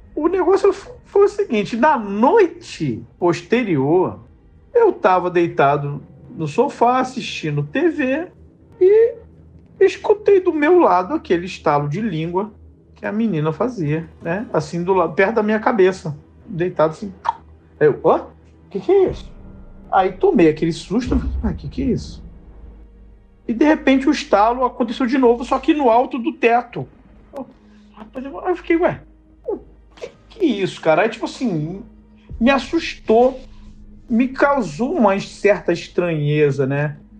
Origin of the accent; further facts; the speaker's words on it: Rio de Janeiro, Brazil; Sou aqui do Rio de Janeiro, da Zona Oeste do Rio de Janeiro